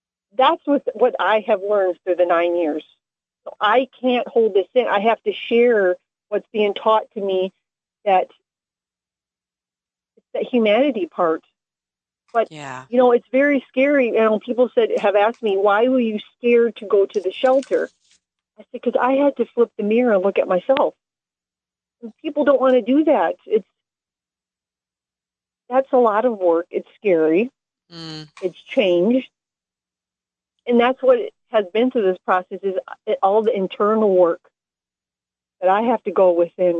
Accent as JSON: {"language": "English", "town": "Taylor", "region": "Michigan", "country": "United States", "tie": "born or raised there", "said": "my hometown of Taylor, Michigan"}